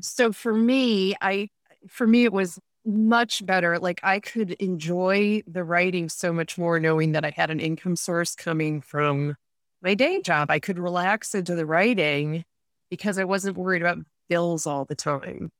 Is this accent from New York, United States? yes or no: yes; Rochester, New York, United States; born or raised there; moved away as an adult; also born or lived in Vienna / Munich